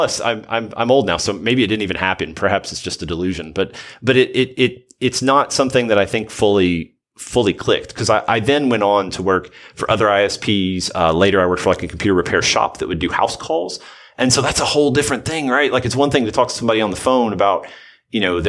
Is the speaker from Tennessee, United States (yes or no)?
yes; Southern Middle Tennessee, United States; I'm from the Southern Middle Tennessee area